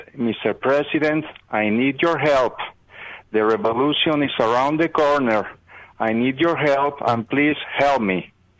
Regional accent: Madrid, Community of Madrid, Spain; now in Florida, United States; I am an American naturalized person. I'm originally from Madrid, Spain.

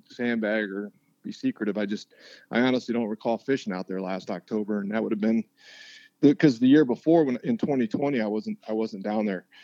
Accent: Wyoming, United States; my childhood best friend growing up in Wyoming lives in Columbia, South Carolina.

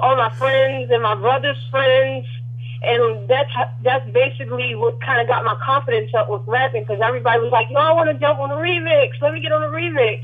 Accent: Jacksonville, Florida, United States; also born or lived in Baltimore, Maryland; now in Raleigh, United States; Yes, I was born in Baltimore. I was raised in Jacksonville, Florida.

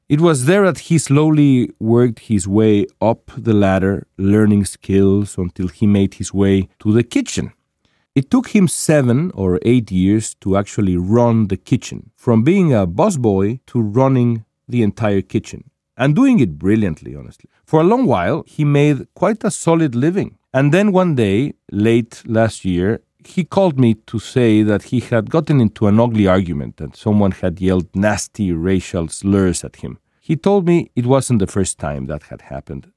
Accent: Mexico; moved away as an adult; now in Los Angeles, United States; I went back to Mexico over spring break

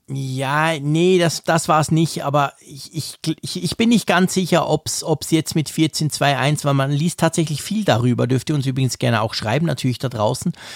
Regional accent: Switzerland; Als Schweizer

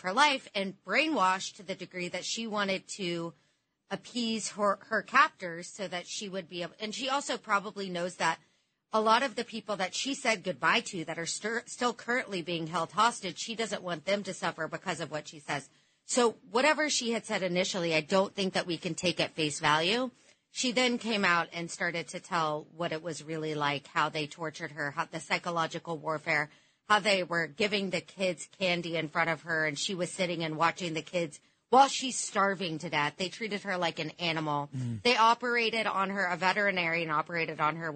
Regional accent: United States; I am an American Jew

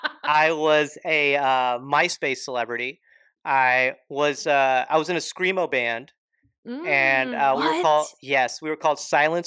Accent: Alpharetta, Georgia, United States; I grew up in Georgia. Yes, I grew up in Alpharetta.

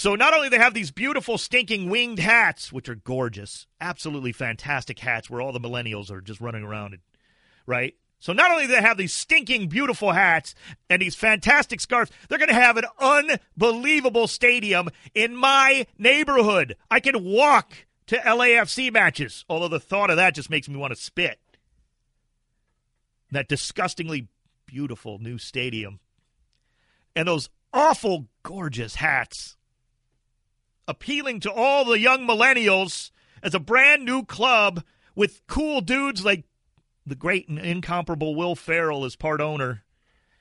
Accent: Cleveland, Ohio, United States; now in Los Angeles, United States; my fellow Clevelanders who I'm born and raised in Cleveland

